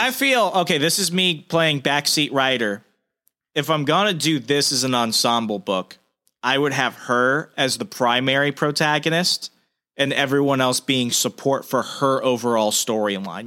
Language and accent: English; the American South, United States; I'm a Southerner